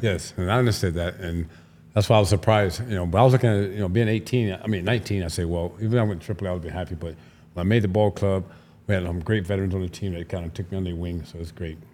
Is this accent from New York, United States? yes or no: no; Tampa, Florida, United States; I'm from Florida originally, from Tampa